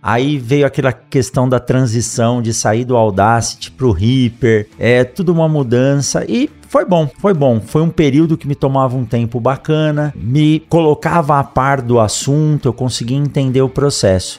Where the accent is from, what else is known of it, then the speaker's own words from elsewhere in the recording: São Paulo, Brazil; now in Mato Grosso, Brazil; eu sou nascido em São Paulo e eu conheci praticamente a cidade de São Paulo andando de bicicleta com os meus amigos